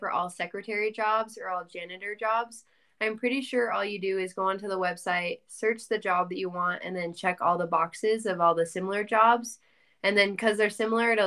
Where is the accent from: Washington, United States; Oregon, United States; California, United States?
Oregon, United States; Portland; moved away as an adult; now in Provo, United States; I am from the Portland metro area in Oregon